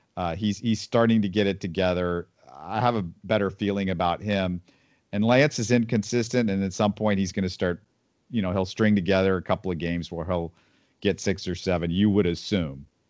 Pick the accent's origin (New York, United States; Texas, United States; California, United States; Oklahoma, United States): Texas, United States; Houston; also born or lived in Missouri; I grew up in Houston